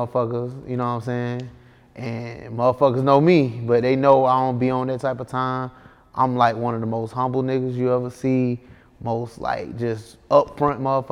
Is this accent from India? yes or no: no; Atlanta, Georgia, United States; I'm from the west side of Atlanta